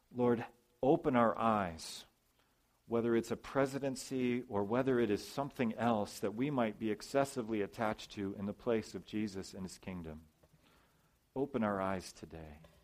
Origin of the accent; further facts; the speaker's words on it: United States; I'm a citizen of the U.S., I'm an American